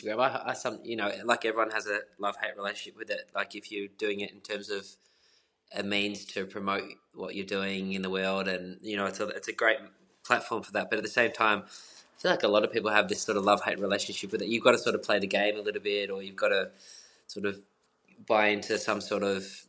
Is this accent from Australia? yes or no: yes; Australia; growing up as you know, in this culture of being an Australian